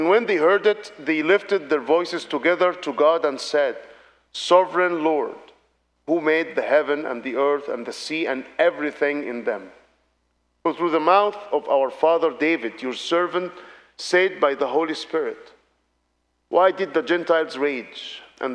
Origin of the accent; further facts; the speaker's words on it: Alexandria, Alexandria Governorate, Egypt; I am from Alexandria in the Middle East